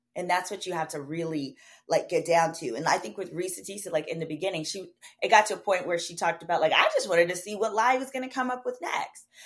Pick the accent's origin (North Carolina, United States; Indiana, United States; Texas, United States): Texas, United States; Dallas; I grew up black community in Oak Cliff, which is a community in Dallas